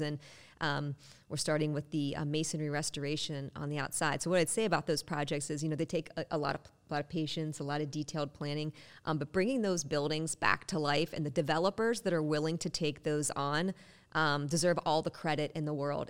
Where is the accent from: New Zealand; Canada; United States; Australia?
United States; Western Pennsylvania; I'm from Western P A where soccer was not common